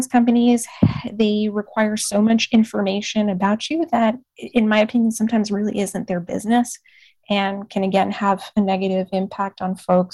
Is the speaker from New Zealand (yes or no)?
no; Puerto Rico; now in Texas, United States; I grew up in Puerto Rico. I spent a good chunk of my childhood in Puerto Rico